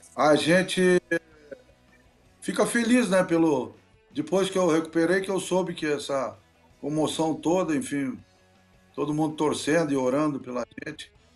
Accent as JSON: {"language": "Portuguese", "area": "border region with Uruguay", "region": "Rio Grande do Sul", "country": "Brazil", "tie": "born or raised there", "also_born_or_lived": "Genoa, Italy", "moved": "yes", "said": "o Uruguai cedeu aquela região onde eu nasci"}